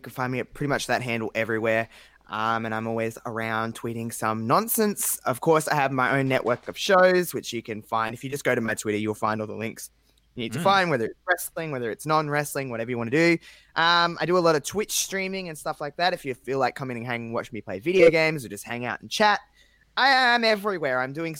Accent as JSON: {"language": "English", "country": "Australia", "said": "I am from Australia."}